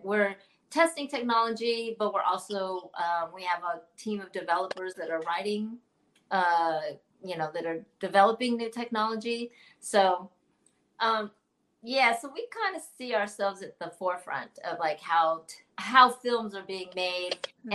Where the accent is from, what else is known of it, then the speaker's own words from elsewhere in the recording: Oakland, California, United States; also born or lived in Chicago; now in Southern California, United States; I'm from California yeah. originally, Bay Area, Oaktown